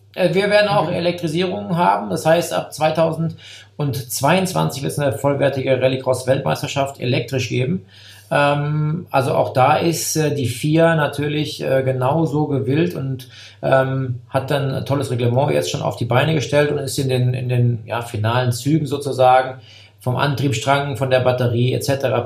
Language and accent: German; area around Koblenz, Rhineland-Palatinate, Germany; Ich komme ja aus der Gegend von Koblenz bin jetzt kein, kein Eifler Jung, aber ähm, da bin ich groß geworden